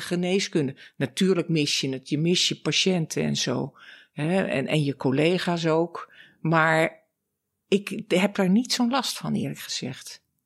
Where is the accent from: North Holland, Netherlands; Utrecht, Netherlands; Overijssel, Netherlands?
North Holland, Netherlands; Laren; now in Amsterdam, Netherlands; Ik ben geboren in Laren, in het Gooi. Uit een erfgooiersfamilie, zoals dat heet